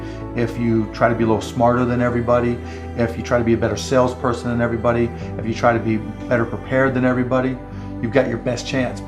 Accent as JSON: {"language": "English", "town": "Pittsburgh", "region": "Pennsylvania", "country": "United States", "tie": "born or raised there", "said": "I grew up in Pittsburgh"}